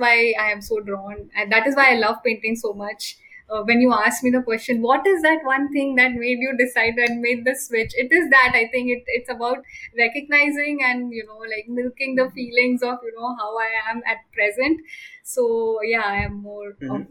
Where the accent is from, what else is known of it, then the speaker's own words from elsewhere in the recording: Mumbai, Maharashtra, India; I grew up in Matunga. Then I shifted to Navi Mumbai.